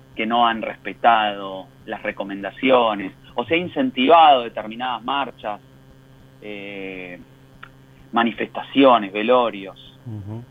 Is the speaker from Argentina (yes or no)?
yes; Argentina; como argentinos